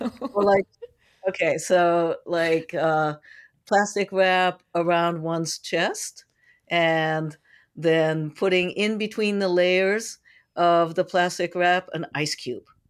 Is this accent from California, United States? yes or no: yes; San Francisco, California, United States; I'm from San Francisco